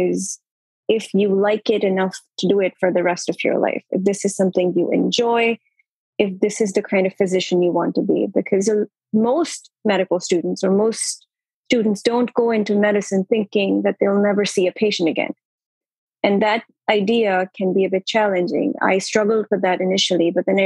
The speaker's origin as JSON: {"language": "English", "country": "Pakistan", "tie": "born or raised there", "moved": "as an adult", "lives_now": "New York City, United States", "said": "I'm an IMG born and brought up in Pakistan."}